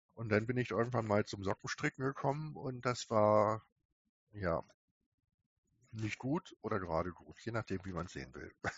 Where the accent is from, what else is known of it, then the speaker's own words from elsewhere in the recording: Peine, Lower Saxony, Germany; Peine, wo ich herkomme